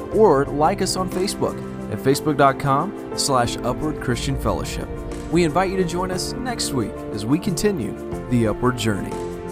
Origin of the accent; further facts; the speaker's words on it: North Carolina, United States; I'm from North Carolina